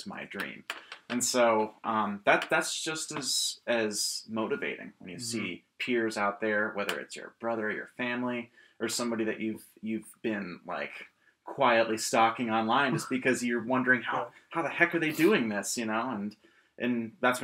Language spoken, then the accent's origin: English; Rochester, New York, United States; also born or lived in Emporia, Kansas; I was born in Kansas originally. I'm from Emporia, Kansas. And I moved to this area when I was about 8 or 9